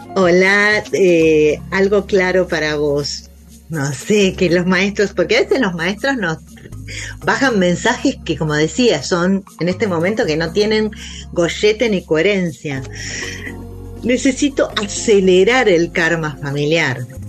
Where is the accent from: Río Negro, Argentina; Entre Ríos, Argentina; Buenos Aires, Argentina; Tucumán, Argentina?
Buenos Aires, Argentina; also born or lived in Galicia (grandparents); los porteños acá que nos acostamos tarde